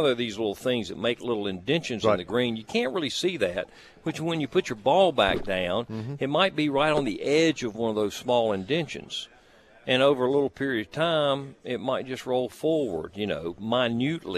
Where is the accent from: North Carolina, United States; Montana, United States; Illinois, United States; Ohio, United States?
North Carolina, United States; Kannapolis; now in Orlando, United States; I'm from Kannapolis, North Carolina